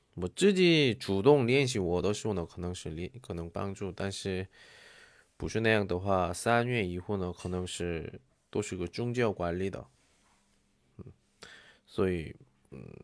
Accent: South Korea; Chinese is a second language; 我是韩国人

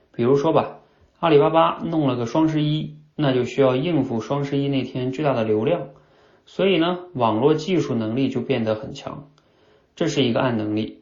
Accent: China; 我们中国人一直学的是哑巴英语

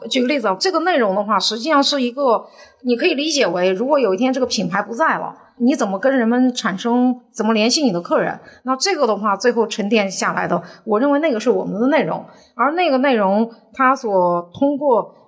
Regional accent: Liaocheng, Shandong, China; moved away; 我老家山东聊城

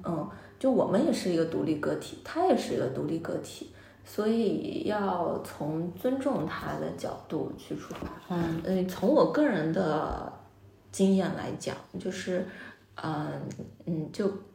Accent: Jiangsu, China; now in Beijing, China; 我是江苏人

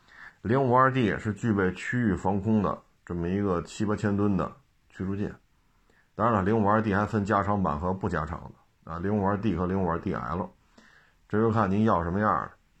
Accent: China; 接下来的压力就要由我们中国人来承担了

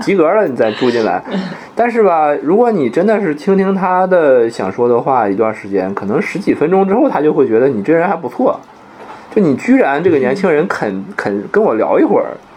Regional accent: Mudanjiang, Heilongjiang, China; moved away; 像我们老家那个牡丹江市，现在据说外来人口也， 也比以前要多很多了

